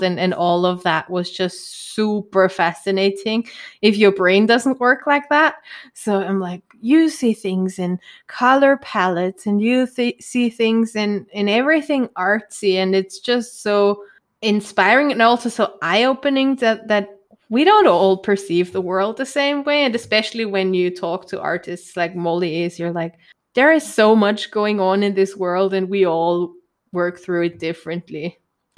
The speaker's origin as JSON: {"language": "English", "country": "Germany", "accent": "German", "second_language": "English", "said": "my German accent"}